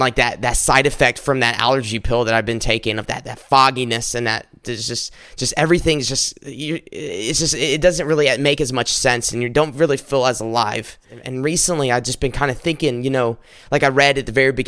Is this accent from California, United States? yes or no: no; South Carolina, United States; now in Michigan, United States; I'm recording this up in Michigan, but I'm originally from South Carolina.